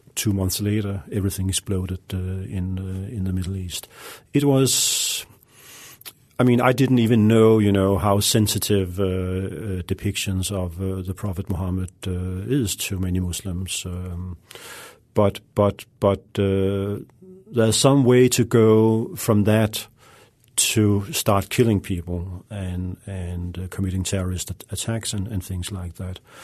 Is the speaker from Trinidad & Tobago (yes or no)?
no; Denmark; moved away as an adult; also born or lived in Russia; I grew up in Denmark, a, a quiet, uh, peaceful, uh, relatively liberal, uh, country